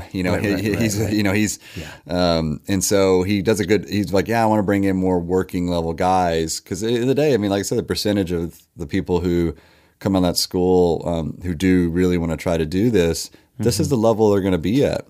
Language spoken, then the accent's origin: English; Owensboro, Kentucky, United States; They would, Owensboro had an executive in as well, my hometown.